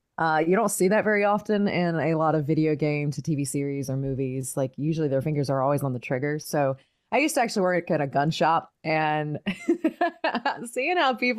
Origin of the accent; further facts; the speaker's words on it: the Carolinas, United States; I grew up in the Carolinas